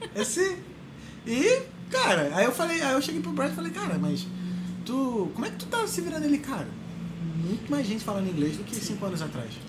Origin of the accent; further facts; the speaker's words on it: Brazil; moved away as an adult; also born or lived in Ireland; sou brasileiro